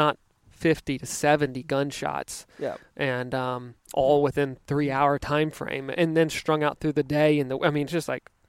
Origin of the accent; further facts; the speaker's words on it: Virginia, United States; Yeah, I grew up in Virginia where we had a 6-week gun season